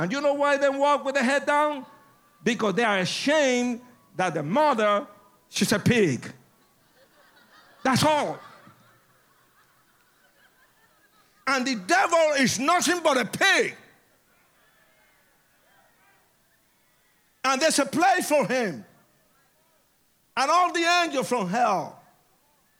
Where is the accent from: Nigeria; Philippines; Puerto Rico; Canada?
Puerto Rico; I was born in Puerto Rico